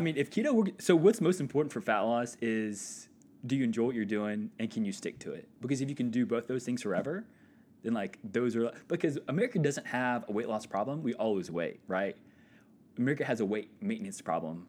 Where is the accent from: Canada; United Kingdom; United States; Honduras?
United States; Walker, Louisiana; moved away as an adult; also born or lived in Florida; now in Indiana, United States; I grew up near Baton Rouge, a little town called Walker, Louisiana